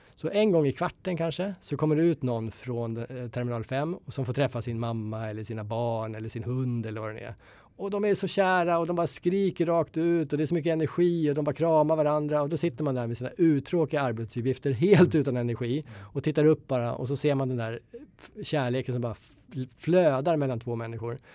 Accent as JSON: {"language": "Swedish", "country": "Sweden", "said": "jag är svensk"}